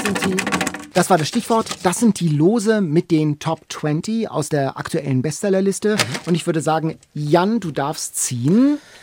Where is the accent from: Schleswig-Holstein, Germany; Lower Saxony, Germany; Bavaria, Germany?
Schleswig-Holstein, Germany; Lübeck; now in Hamburg, Germany; Ich komme ja aus Lübeck, war auf dem Katharineum auf der Schule Thomas Manns